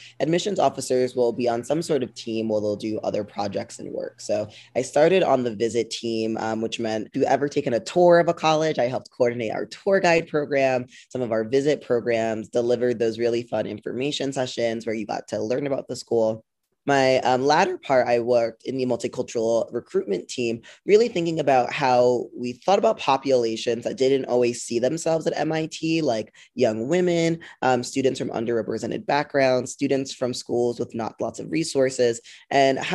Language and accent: English; New Jersey, United States; moved away; also born or lived in Boston; I grew up in New Jersey